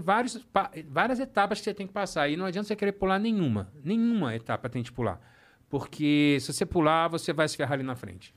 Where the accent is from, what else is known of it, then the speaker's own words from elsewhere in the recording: Rio de Janeiro, Brazil; eu sou do Rio